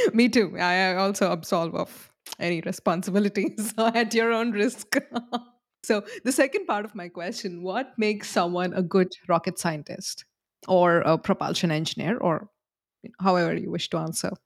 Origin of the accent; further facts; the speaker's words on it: India; I'm from India. Both of us are from India.